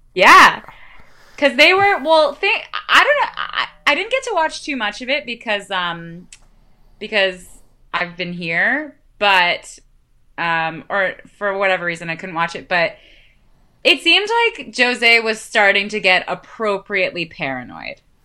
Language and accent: English; Canada; I'm Canadian